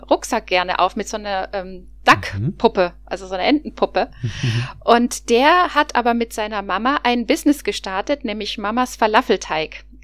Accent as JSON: {"language": "German", "town": "Cologne", "region": "North Rhine-Westphalia", "country": "Germany", "said": "vor allen Dingen als Kölner."}